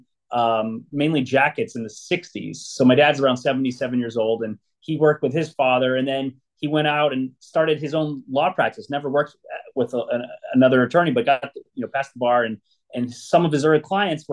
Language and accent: English; Los Angeles, California, United States; I grew up here, born and raised in Southern California and Los Angeles, specifically the San Fernando Valley